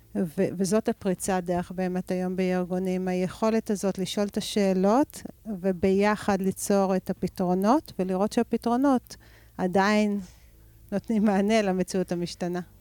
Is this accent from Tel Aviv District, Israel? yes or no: no; Rehovot, Central District, Israel; נולדתי ברחובות ואני גרה ברחובות